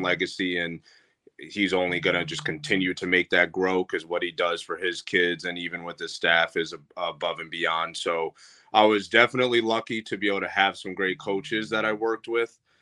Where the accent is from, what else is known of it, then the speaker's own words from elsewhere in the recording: Troy, New York, United States; born and raised Troy, New York.